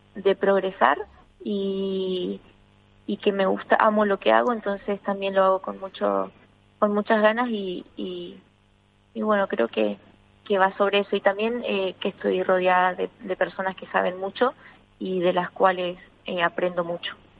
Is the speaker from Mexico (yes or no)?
no; Argentina; now in Spain; en mi país